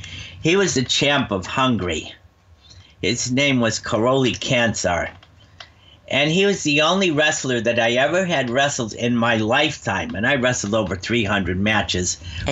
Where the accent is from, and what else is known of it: United States